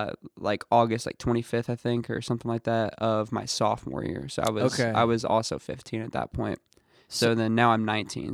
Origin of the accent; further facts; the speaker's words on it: Santa Claus, Indiana, United States; also born or lived in Chicago / New Albany; I was born in Indianapolis, then we moved to a few places. Like we moved to like Chicago, and then okay. I grew up a little.